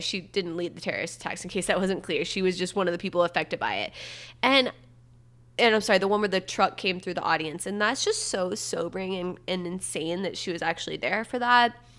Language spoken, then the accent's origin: English; Satellite Beach, Florida, United States; I'm from Satellite Beach. It's the same county as Cape Canaveral